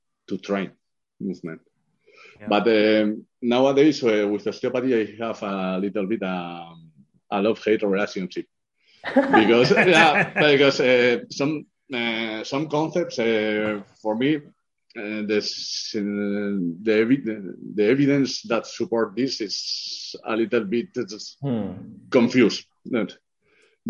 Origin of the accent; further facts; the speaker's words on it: Pamplona, Navarre, Spain; English is a second language; I'm from Pamplona, in a little city in the north of Spain